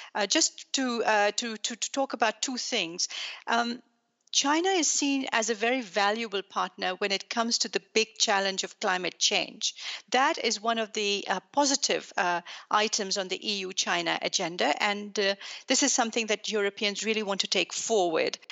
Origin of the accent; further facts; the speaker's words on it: Pakistan; also born or lived in Belgium; now in Brussels, Belgium; I'm Belgian. I was born in Pakistan